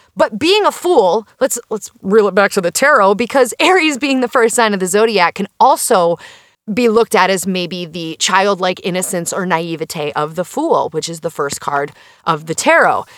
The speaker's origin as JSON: {"language": "English", "region": "Minnesota", "country": "United States", "said": "As a Minnesotan"}